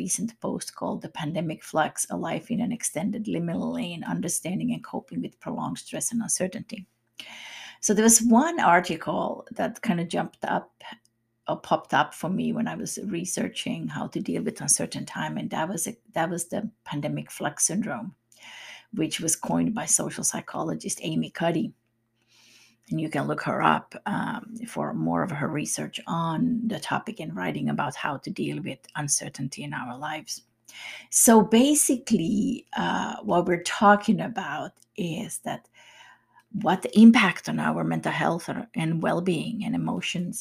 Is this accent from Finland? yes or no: yes; Finland; I'm from Finland myself